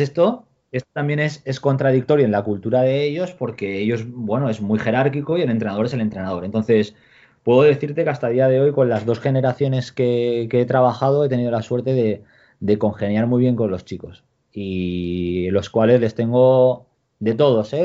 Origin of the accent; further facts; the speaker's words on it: Spain; moved away as an adult; now in China; el staff somos más gente española